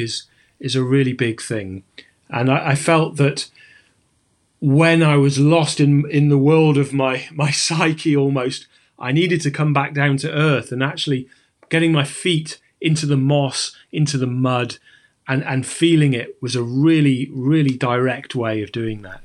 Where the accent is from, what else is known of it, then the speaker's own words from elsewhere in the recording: Sheffield, Yorkshire and the Humber, United Kingdom; moved away as an adult; now in Fort William, United Kingdom; I'm a climber from the Peak District, well, from Sheffield